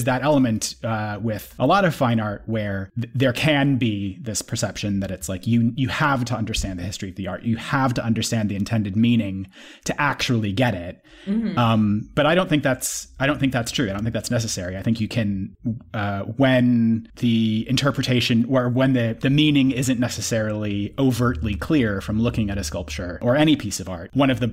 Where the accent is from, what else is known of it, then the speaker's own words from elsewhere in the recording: United Kingdom; I'm a British